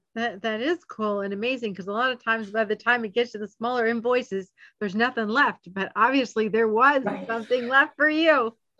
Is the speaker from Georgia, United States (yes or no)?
yes; Georgia, United States; I'm from Georgia, so we're Georgians